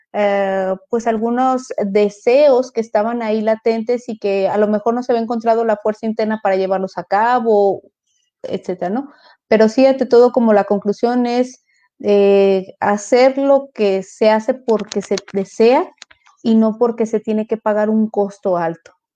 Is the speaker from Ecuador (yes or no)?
no; Mexico; aquí el arquetipo que tenemos como mujer mexicana